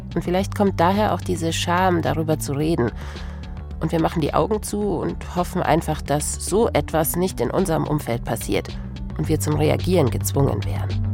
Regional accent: Regensburg, Bavaria, Germany; ich bin in Regensburg aufgewachsen

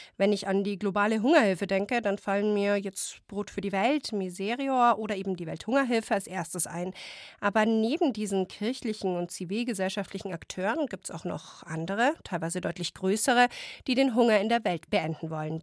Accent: Germany; wir als Deutschland, wir als Deutsche

